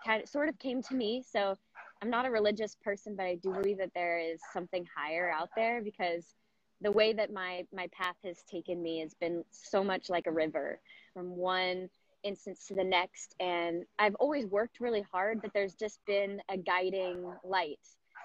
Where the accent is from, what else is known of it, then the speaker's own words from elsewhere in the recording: Southern California, United States; I grew up in Southern California